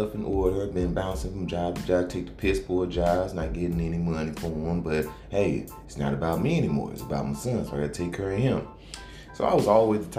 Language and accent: English; St. Louis, Missouri, United States; I was born and raised in Baden, in St. Louis. I lived all my life in St. Louis, Missouri.